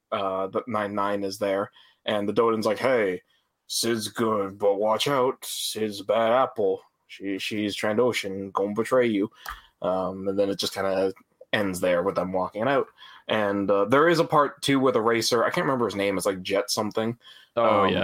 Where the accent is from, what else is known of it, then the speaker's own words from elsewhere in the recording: Canada; we're all from the Great North